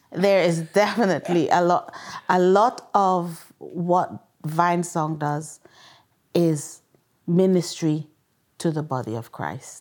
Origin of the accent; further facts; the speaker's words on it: Guyana; moved away; also born or lived in England; I'm from Guyana, South America